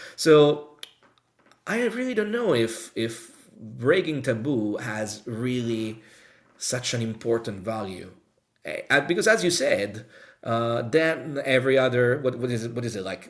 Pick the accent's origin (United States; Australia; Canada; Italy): Italy; Rome, Lazio; now in United Kingdom; I'm from Rome, Italy